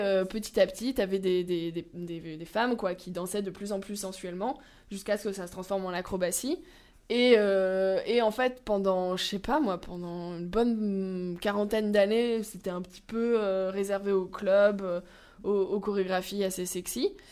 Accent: Lyon, Auvergne-Rhône-Alpes, France; ma ville natale, Lyon

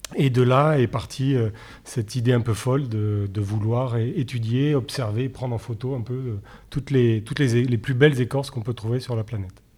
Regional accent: Nice, Provence-Alpes-Côte d'Azur, France; je suis niçois

